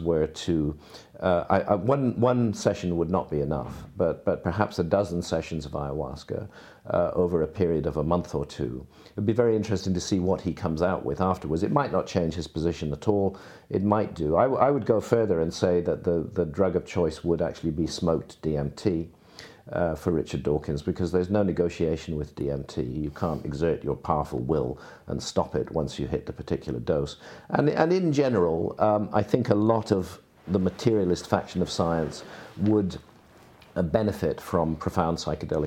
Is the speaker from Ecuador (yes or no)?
no; Bath, South West England, United Kingdom; hometown of Bath in England